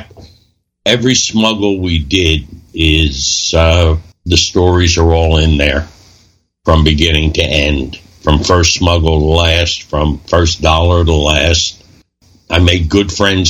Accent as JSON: {"language": "English", "town": "Philadelphia", "region": "Pennsylvania", "country": "United States", "tie": "born or raised there", "said": "My partner, Robbie, and I, the guy I grew up with on South Street in Philadelphia"}